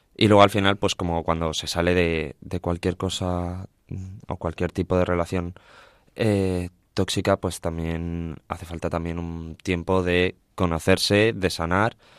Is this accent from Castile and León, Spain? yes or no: yes; Villafranca del Bierzo, Castile and León, Spain; mi pueblo, Villafranca del Bierzo, en el Camino de Santiago francés